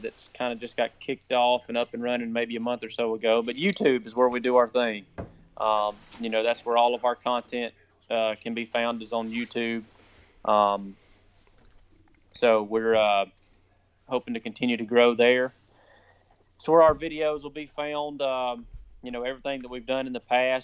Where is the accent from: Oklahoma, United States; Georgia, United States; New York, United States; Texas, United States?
Georgia, United States; Cedartown; also born or lived in Acworth, Georgia; Born and raised in Cedartown, Georgia, right on the Alabama line